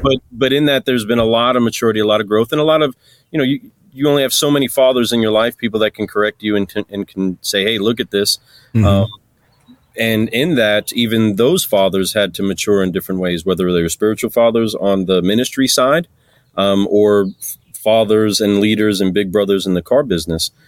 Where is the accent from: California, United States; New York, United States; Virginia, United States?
New York, United States; I'm a New Yorker